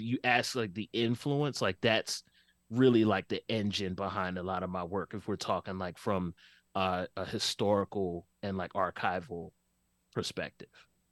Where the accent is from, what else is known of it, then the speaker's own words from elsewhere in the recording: Philadelphia, Pennsylvania, United States; growing up in West Oak Lane, I had a very fun childhood, uh, but it was, it was also Philly in the eighties